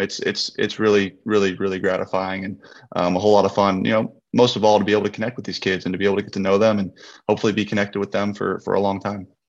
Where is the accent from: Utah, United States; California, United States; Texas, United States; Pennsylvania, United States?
California, United States; just north of San Francisco, Northern; born or raised there